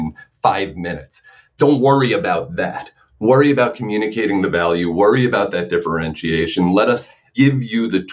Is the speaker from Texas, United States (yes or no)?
no; New York, United States; growing up in New York